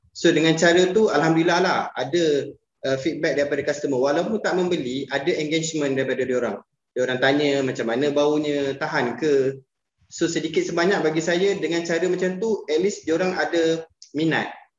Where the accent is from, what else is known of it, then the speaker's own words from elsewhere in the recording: Terengganu, Malaysia; moved away; also born or lived in Puncak Alam, Selangor; saya asal Terengganu